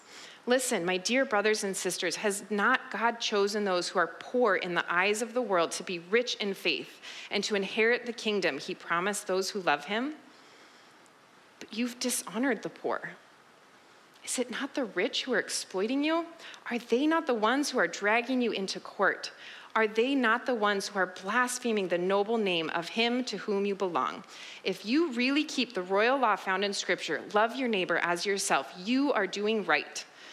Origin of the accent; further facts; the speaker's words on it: Vancouver, British Columbia, Canada; I'm from Vancouver, born and raised, and then I left for college and early adulthood and ended up back here.